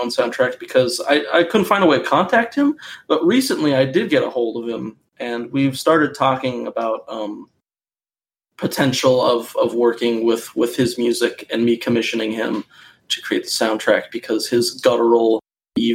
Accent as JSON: {"language": "English", "region": "Minnesota", "country": "United States", "tie": "born or raised there", "said": "I was born in Minnesota"}